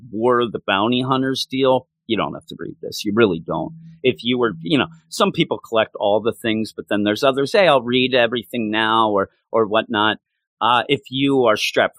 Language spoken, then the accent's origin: English; Quakertown, Pennsylvania, United States; my hometown of Quakertown